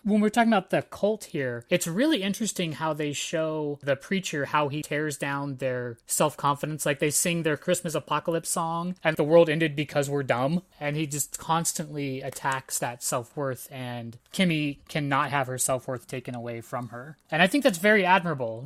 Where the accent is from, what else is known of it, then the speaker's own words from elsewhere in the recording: Antioch, California, United States; I grew up in Antioch, California